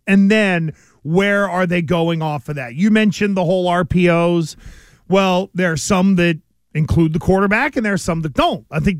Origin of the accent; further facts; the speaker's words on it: Stoughton, United States; I'm from Stoughton.